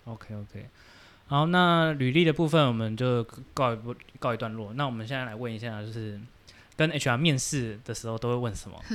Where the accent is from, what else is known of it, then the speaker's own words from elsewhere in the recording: Taiwan; 我们台湾人